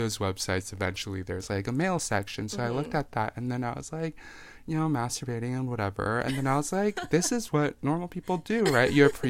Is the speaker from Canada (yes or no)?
yes; Delta, British Columbia, Canada; also born or lived in Taiwan; I was born in Taiwan. I moved to Canada, specifically Delta, in 2004 when I was 10.